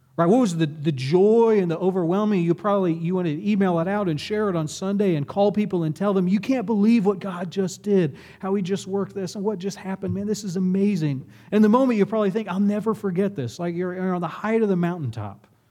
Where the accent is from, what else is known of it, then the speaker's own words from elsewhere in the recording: Lexington, United States; my town growing up in Lexington